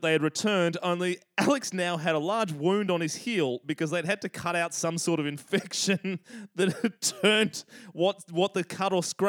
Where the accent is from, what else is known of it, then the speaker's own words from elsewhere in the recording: Sydney, New South Wales, Australia; because we're white and from the North Shore. Which, for any of our overseas listeners, the North Shore of Sydney, Australia is an incredibly waspy environment, very affluent, but yes, also very white.